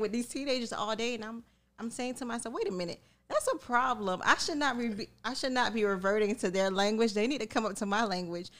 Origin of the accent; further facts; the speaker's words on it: Miami, Florida, United States; growing up in Miami, I grew up in a melting pot